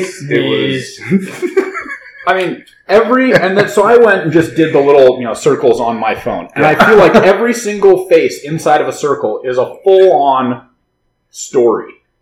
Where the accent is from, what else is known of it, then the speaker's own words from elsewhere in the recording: United States; I'm American. I was born here. But my parents are immigrants. My family is German